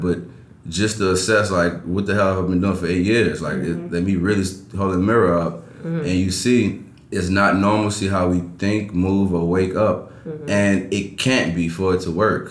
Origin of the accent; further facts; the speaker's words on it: New Orleans, Louisiana, United States; I'm from New Orleans